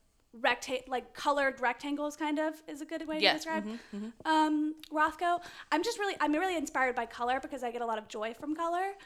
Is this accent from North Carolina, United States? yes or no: no; Georgia, United States; I'm from Georgia.